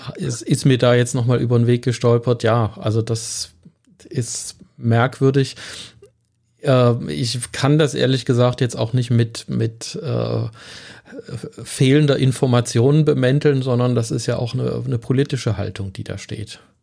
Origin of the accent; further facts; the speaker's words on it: Germany; uns in Deutschland